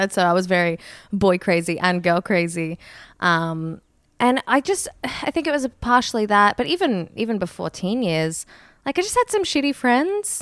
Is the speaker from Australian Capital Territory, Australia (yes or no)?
no; Brisbane, Queensland, Australia; now in Sydney, Australia; I grew up in Brisbane